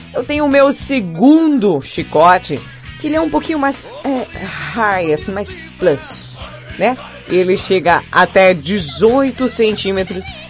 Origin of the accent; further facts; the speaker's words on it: Felipe Guerra, Rio Grande do Norte, Brazil; eu nasci em Felipe Guerra